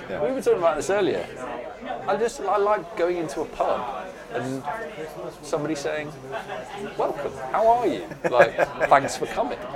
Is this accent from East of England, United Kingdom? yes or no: no; Burgess Hill, South East England, United Kingdom; also born or lived in Newcastle upon Tyne; now in London, United Kingdom; I moved from Newcastle when I was very young. So, my actual experience of pubs, first of all, was as a teenager in Burgess Hill, which is just outside of Brighton.